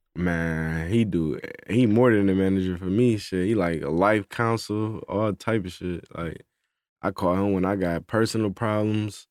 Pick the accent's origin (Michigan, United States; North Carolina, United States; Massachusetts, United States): Michigan, United States; Detroit; now in Atlanta, United States; I'm from Detroit